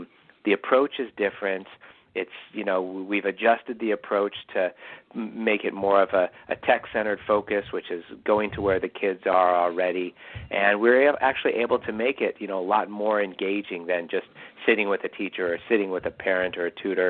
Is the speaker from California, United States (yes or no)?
yes; Irvine, California, United States; I grew up in Irvine, California, some of the best public schools in the country